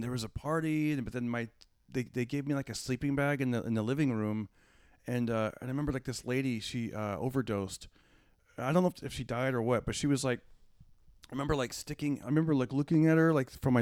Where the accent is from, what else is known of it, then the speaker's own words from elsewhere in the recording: Fresno, California, United States; I performed at a casino near my hometown, which is Fresno